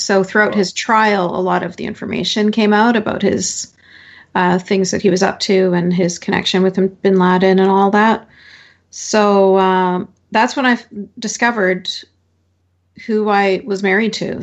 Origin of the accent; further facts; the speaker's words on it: Canada; born and raised in Canada